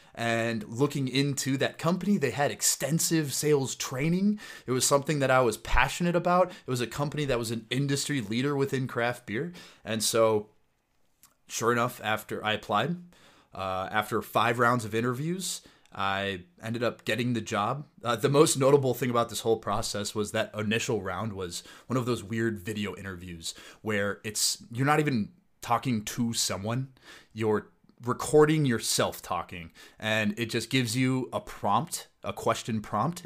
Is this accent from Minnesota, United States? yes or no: yes; Plymouth, Minnesota, United States; also born or lived in Hanover, New Hampshire; I grew up in Plymouth, Minnesota, went to Wyzetta High School